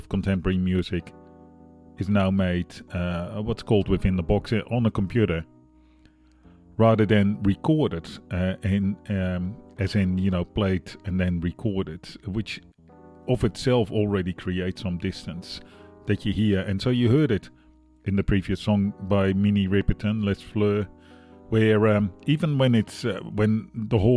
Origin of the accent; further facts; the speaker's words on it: Netherlands; now in Australia; I'm from the Netherlands, living in Australia, broadcasting, well, in Brooklyn, New York